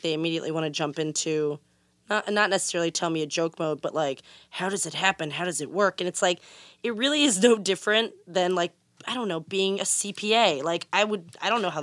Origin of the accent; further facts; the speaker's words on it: Pittsburgh, Pennsylvania, United States; I am from Pittsburgh, Pennsylvania